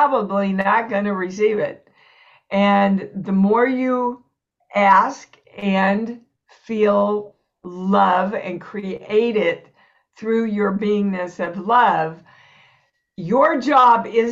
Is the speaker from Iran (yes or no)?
no; Kansas, United States; moved away as an adult; also born or lived in New York; I was born and raised in Kansas, never left Kansas till I went to New York.